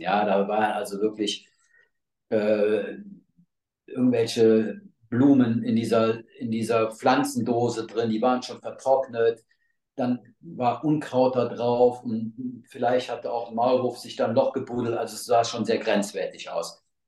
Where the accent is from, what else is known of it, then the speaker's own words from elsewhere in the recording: North Rhine-Westphalia, Germany; hier bei uns in NRW